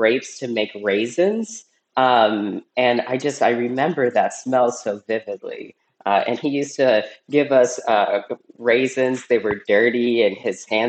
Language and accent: English; Fresno, California, United States; also born or lived in Cincinnati, Ohio, United States / San Ramon, California, United States; I was born in Cincinnati, Ohio. And then pretty soon after I was born, my family My mom, my dad, and my older brother, we moved to California. And so basically for 10 years, starting when I was a toddler, I was living like in San Ramon